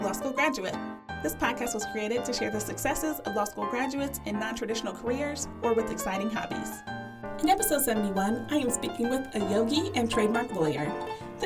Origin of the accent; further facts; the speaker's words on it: Ohio, United States; We're both Ohioans